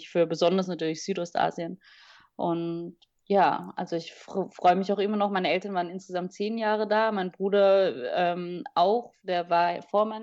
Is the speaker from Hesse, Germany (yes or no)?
yes; Hesse, Germany; born there; Es war auch zum ersten Mal, dass ich als gebürtige Deutsche in Deutschland gewohnt habe. Also klar, ich war ja früher als Kind in, in Wiesbaden-Niedernhausen, aber da war ich ein Jahr alt.